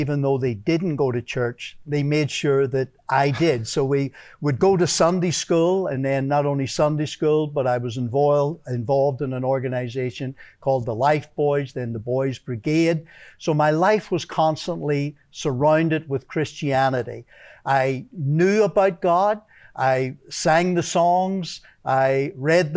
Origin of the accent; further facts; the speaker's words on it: Belfast, Northern Ireland, United Kingdom; moved away; Originally, I'm from Belfast, Northern Ireland